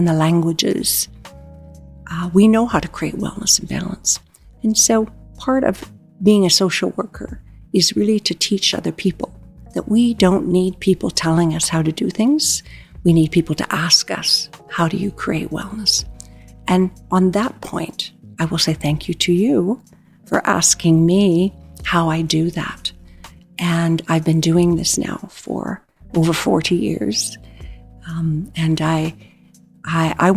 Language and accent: English; Treaty 6 territory near Prince Albert, Saskatchewan, Canada; now in Calgary, Canada; I'm originally from Treaty 6 territory near Prince Albert, and I have been in Alberta now for 49 years